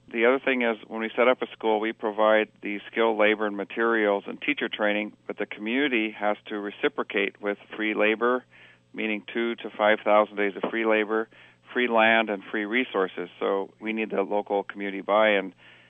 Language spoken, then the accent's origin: English; Kilimanjaro, Tanzania; I grew up in Africa on the slopes of Mount Kilimanjaro, who some of your audience might have gagged and puked their way to the summit like I did when I was 11.